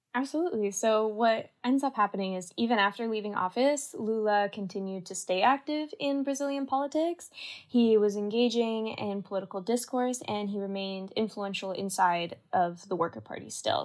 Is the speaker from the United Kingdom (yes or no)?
no; Canada; moved away; I grew up in Canada